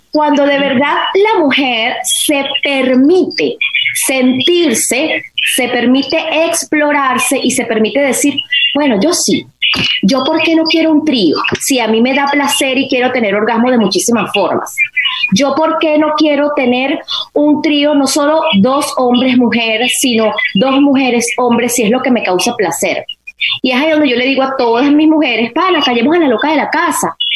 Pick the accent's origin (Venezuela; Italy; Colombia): Venezuela; voy a responder como venezolana.